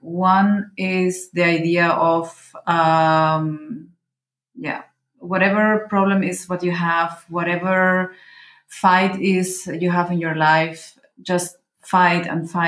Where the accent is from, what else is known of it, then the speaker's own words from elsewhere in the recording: Venezuela; born there; also born or lived in Mexico; Well, you know, I was born in Venezuela, and I was living in Mexico, so when I was younger